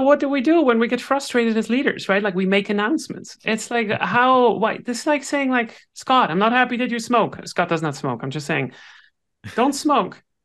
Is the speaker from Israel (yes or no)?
no; Switzerland; I'm Swiss